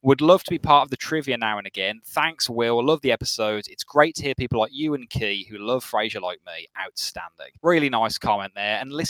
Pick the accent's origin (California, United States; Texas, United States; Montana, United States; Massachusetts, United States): California, United States; Honestly, I'm starting to come to the conclusion that I, as a Californian, have no right in commenting as a stereotypical American.